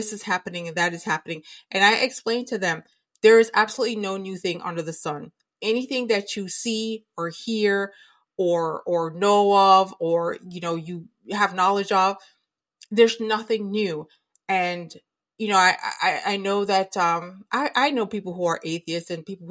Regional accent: United States; as an American citizen

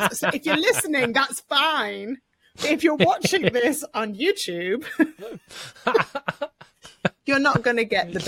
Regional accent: United Kingdom; we're British

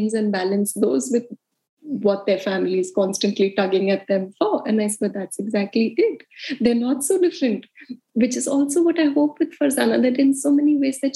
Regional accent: India; moved away as an adult; also born or lived in United States / Mumbai; I grew up in India

